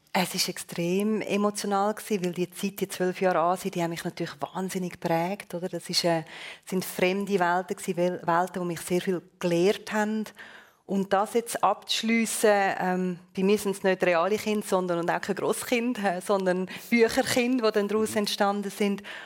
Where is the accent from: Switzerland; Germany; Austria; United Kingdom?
Switzerland